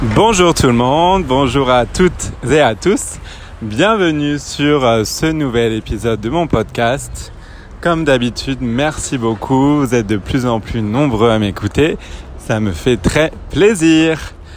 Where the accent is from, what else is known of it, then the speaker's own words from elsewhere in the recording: French Polynesia; là où j'ai grandi à Tahiti en Polynésie française